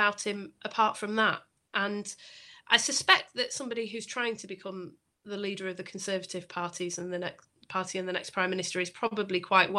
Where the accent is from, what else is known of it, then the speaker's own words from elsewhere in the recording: Bury, North West England, United Kingdom; I'm from Bury